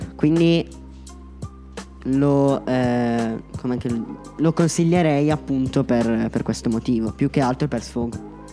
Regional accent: Concesio, Lombardy, Italy; vengo da Concesio

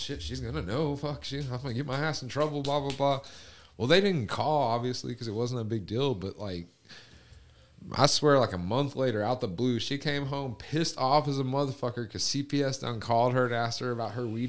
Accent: West Texas, United States; I'm from West Texas

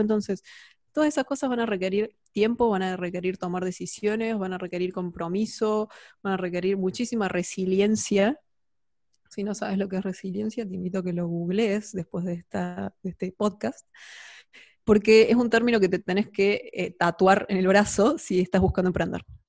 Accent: Argentina; emprendedora, argentina

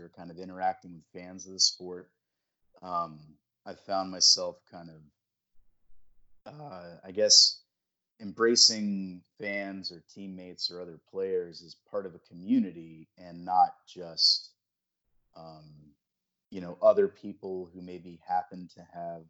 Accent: Charlotte, North Carolina, United States; I grew up in the Charlotte area

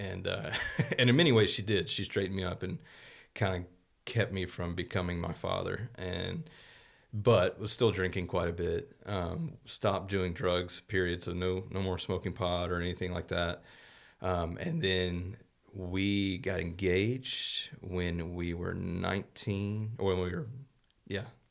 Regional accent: Morrow, Georgia, United States; moved away as an adult; also born or lived in Texas; now in Terrell, United States; grew up in Morrow for the most part, which is about, about as far from Atlanta as we are from Dallas.

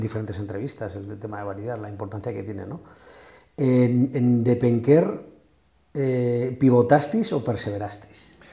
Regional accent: Spain; siendo como somos los españoles

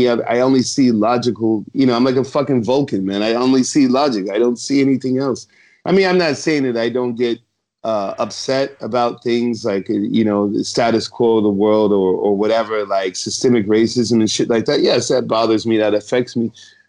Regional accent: Scotland, United Kingdom; Being a Scotsman, I mean, you know how, you know, after the, what was it, the Battle of Glen?

